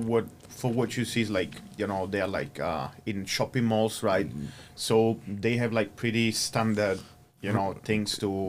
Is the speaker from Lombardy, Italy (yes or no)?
no; Naples, Campania, Italy; also born or lived in Tuscany / Lake Garda; now in Thailand; I was born and raised in Napoli.